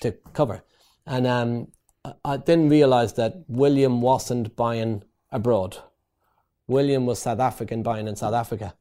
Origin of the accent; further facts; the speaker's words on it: Ireland; moved away as an adult; also born or lived in East London; I came over from Ireland to work for a construction company